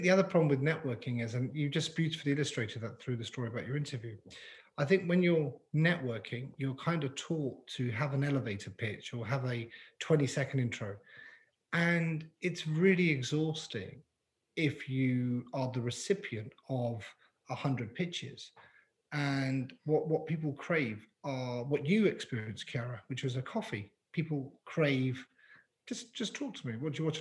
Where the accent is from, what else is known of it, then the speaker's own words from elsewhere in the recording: London, United Kingdom; moved away as an adult; now in Canada; growing up in London